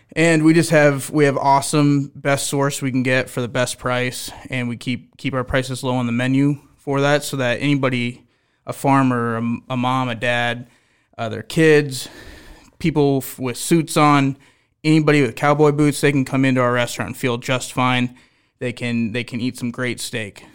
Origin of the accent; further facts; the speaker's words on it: Omaha, Nebraska, United States; I'm an Omaha kid. I grew up on Omaha steakhouses